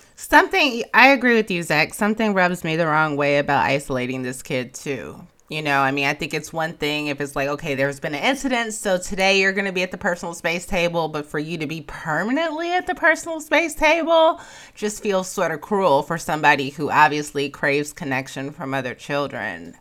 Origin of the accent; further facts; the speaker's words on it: Chicago, Illinois, United States; moved away; I'm from Chicago